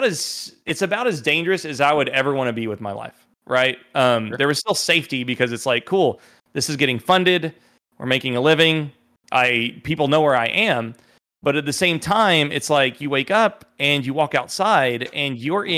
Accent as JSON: {"language": "English", "town": "Dallas", "country": "United States", "said": "You got to understand, like I'm from Dallas. I'm from a town of 4,300 people."}